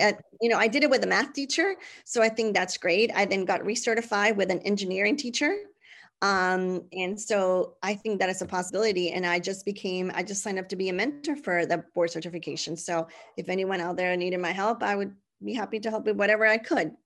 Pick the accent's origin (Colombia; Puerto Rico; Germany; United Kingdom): Puerto Rico; San Juan; first language Spanish; English is a second language; moved away as an adult; I was, uh, born and raised in San Juan, Puerto Rico